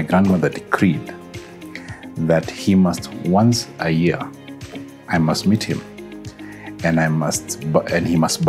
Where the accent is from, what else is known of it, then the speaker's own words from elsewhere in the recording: Nairobi, Kenya; So I was born in Nairobi, mm-hmm. at Pumwani Maternity Hospital.